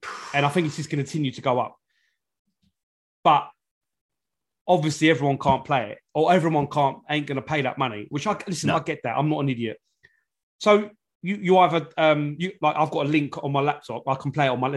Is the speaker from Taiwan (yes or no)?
no; London, United Kingdom; I'm from North London, Islington